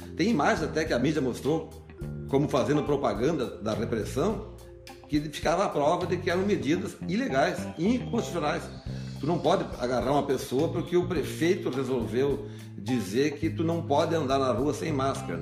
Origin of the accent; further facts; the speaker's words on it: Antônio Juiz, Rio Grande do Sul, Brazil; also born or lived in Santo Ângelo; eu sou um filho de Antônio Juiz, nasci no Antônio Juiz, vim para Santo Ângelo logo com 11 anos de idade